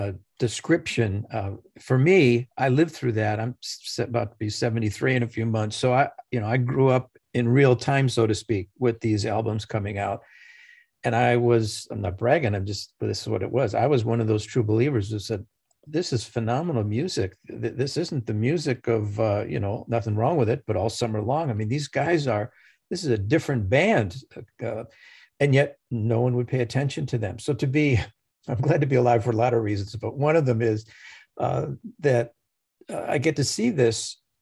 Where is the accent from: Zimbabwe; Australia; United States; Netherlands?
United States; Chicago, Illinois; Chicago, Illinois.